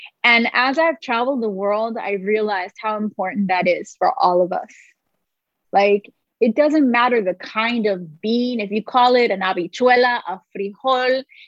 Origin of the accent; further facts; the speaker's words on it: New York City, New York, United States; moved away as an adult; also born or lived in Boston; now in Los Angeles, United States; I was born and raised in New York City. I was actually born on the Lower East Side in the projects. And from there, we had to come up. We moved to the Bronx.